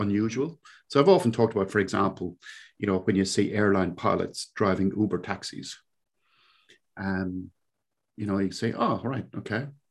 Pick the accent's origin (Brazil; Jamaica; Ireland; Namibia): Ireland; Cork, Munster; accent: Cork; moved away as an adult; now in New Zealand; I grew up in, uh, a little place in Ireland, in the southern coast of Ireland, uh, down in Cork, of all places. So for those of you who are connoisseurs of accents, this is indeed a Cork accent.